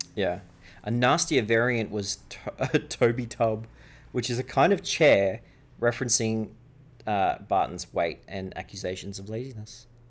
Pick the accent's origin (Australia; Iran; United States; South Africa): Australia